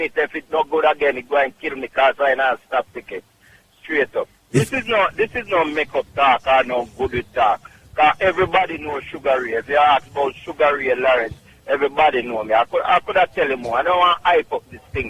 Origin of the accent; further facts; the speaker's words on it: Clark's Town, Trelawny, Jamaica; now in Bronx, United States; Clarkstown, Jamaica, Trelawney